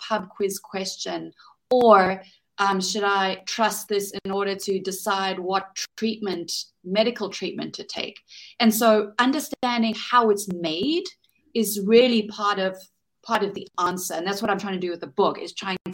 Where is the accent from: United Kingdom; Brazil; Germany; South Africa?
South Africa; from my home country in South Africa